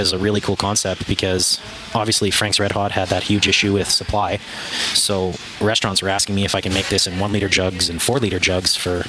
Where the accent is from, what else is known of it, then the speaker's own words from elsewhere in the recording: Manitoba, Canada; moved away; I'm from Manitoba